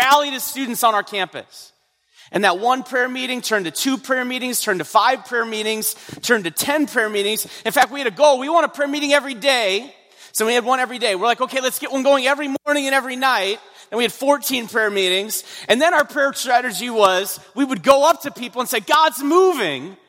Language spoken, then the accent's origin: English; North Dakota, United States; I'm from North Dakota. North Dakota